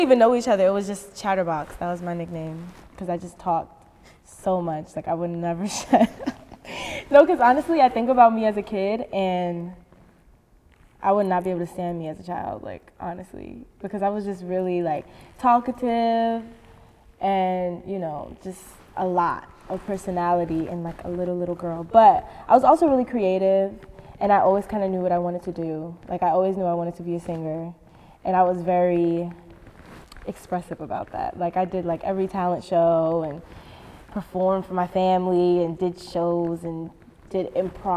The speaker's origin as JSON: {"language": "English", "town": "New York City", "region": "New York", "country": "United States", "tie": "born or raised there", "said": "I had a lot of freedom, like growing up in the city. Like just being really young and going to school by myself"}